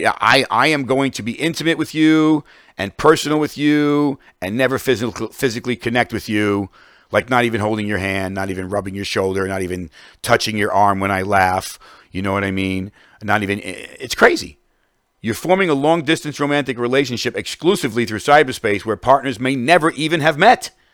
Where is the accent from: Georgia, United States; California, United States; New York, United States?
New York, United States; as a New Yorker